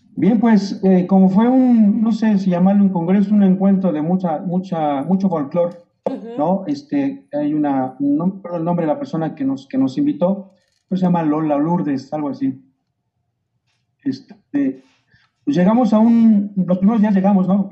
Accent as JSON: {"language": "Spanish", "country": "Mexico", "said": "yo como mexicano"}